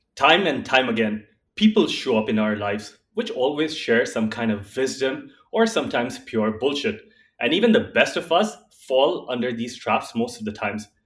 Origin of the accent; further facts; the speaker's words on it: Dubai, United Arab Emirates; also born or lived in India; born and raised in Dubai